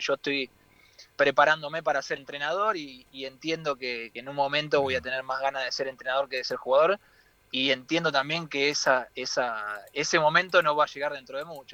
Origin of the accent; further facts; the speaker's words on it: Argentina; moved away; es especial para mí volver a Argentina